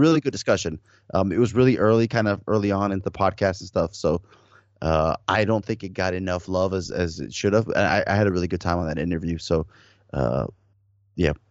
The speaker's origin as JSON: {"language": "English", "town": "Miami", "region": "Florida", "country": "United States", "tie": "born or raised there", "said": "I grew up in South Miami, um, in the early eighties, you know, early nineties"}